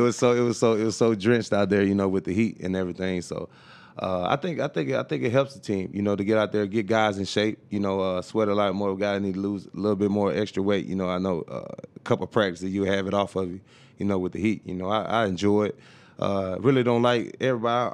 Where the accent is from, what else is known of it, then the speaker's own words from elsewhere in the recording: Tuscaloosa, Alabama, United States; moved away as an adult; also born or lived in Baltimore; now in San Diego, United States; Tuscaloosa, Ala, Alabama, where my hometown is